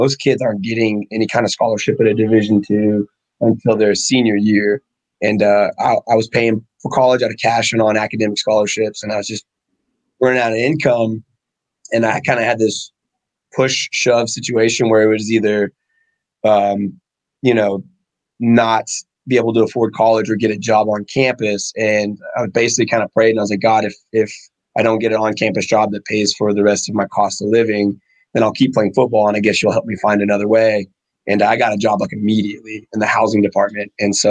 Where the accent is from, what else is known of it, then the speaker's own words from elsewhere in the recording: Gunner, Texas, United States; also born or lived in Abilene, Texas; So I was an Air Force brat. I was born in Texas, actually born in Abilene. I was an Air Force brat until I was 13. Okay. And then we settled in a town called Gunner, Texas.